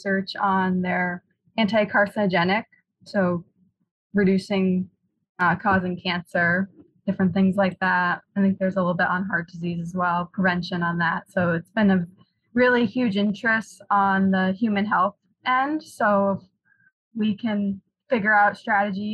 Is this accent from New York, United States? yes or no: yes; Northern New York, United States; moved away as an adult; now in Minnesota, United States; So I'm from Northern New York originally.